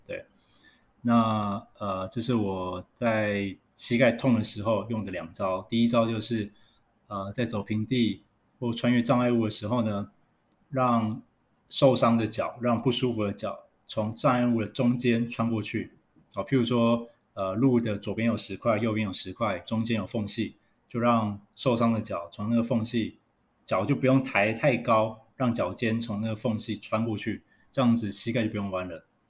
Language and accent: Chinese; Taipei, Taiwan; 因为我是台北人